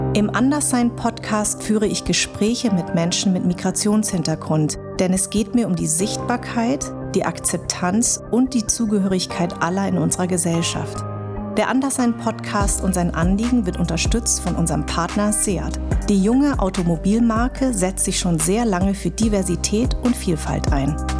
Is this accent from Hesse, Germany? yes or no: yes; Darmstadt, Hesse, Germany; Ich bin in Darmstadt geboren und meine Eltern kommen aus Vietnam.